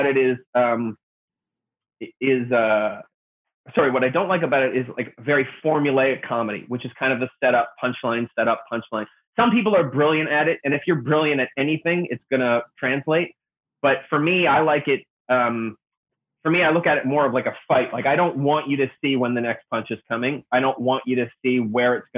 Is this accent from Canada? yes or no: yes; Annapolis Valley, Nova Scotia, Canada; moved away as an adult; also born or lived in Toronto / Los Angeles; I'm originally from the Annapolis Valley, Nova Scotia. I grew up there